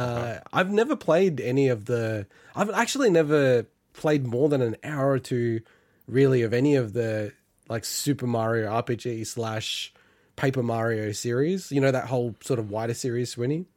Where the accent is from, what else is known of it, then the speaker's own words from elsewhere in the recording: Australia; as Australians